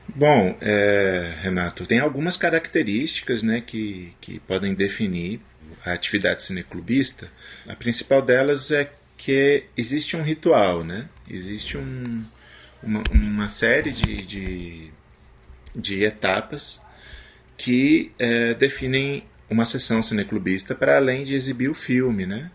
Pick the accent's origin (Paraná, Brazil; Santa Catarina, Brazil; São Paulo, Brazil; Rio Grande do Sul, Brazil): Paraná, Brazil; moved away as an adult; also born or lived in Recife, Pernambuco; eu sou paranaense